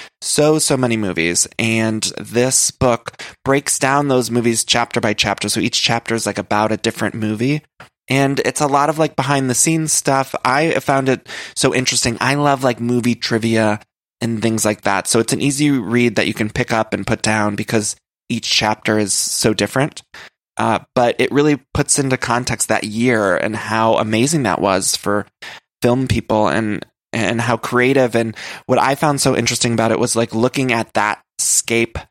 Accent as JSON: {"language": "English", "region": "Ohio", "country": "United States", "said": "I'm from Ohio"}